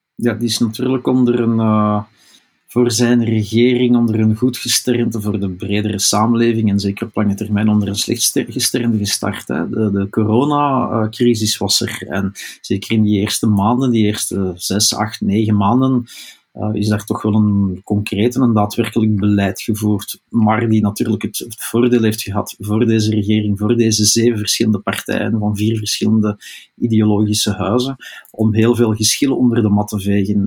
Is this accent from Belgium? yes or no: yes; Flanders, Belgium; wij onder vertegenwoordigd zijn als Vlamingen in die regering